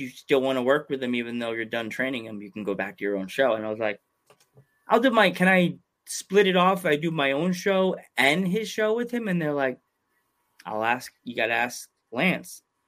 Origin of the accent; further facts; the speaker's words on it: Long Island, New York, United States; I grew up on Long Island